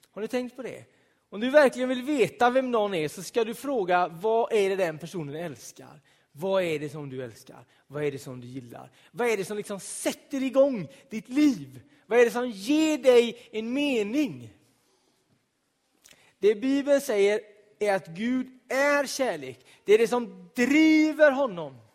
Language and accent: Swedish; Donsö, Västra Götaland, Sweden; På Donsö, där jag är född och uppvuxen, en ö i Göteborgs södra skärgård så fanns det ett litet hus av betong.